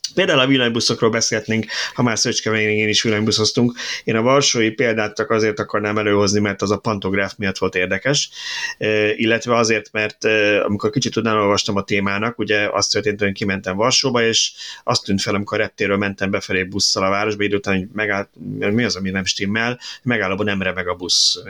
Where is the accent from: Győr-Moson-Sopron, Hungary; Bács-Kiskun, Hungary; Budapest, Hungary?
Budapest, Hungary; 22-ben nőttem fel